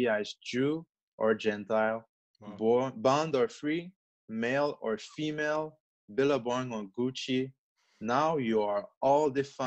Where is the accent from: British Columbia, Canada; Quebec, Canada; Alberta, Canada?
Quebec, Canada; English is a second language; My parents are from Congo in Africa, but I'm born in Quebec